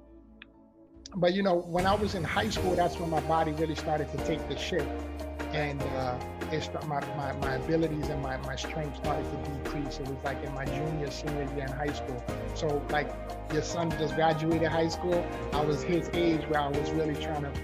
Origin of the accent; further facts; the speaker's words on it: New York City, New York, United States; accent: New York; I was born and raised in the Bronx, New York